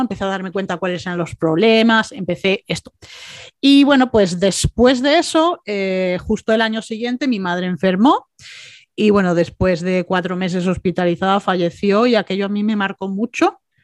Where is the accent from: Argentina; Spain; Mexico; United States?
Spain; Málaga, Andalusia; also born or lived in Bilbao; aunque nací en Bilbao, mis padres tenían esa cultura, me trajeron a Málaga cuando era bebé